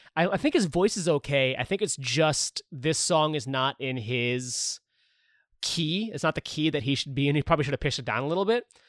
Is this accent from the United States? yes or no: yes; St. Louis, Missouri, United States; moved away as an adult; also born or lived in Chicago; I'm from Saint Louis, grew up in Saint Louis.